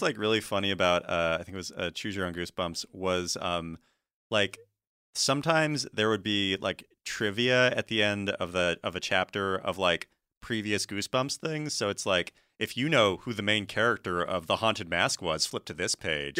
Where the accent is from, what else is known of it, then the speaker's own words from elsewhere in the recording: Washington, United States; I'm from Washington State